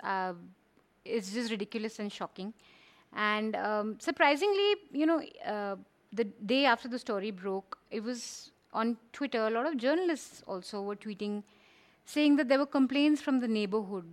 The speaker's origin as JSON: {"language": "English", "area": "Kumaon", "region": "Uttarakhand", "country": "India", "said": "I'm from Kumao and from the hills"}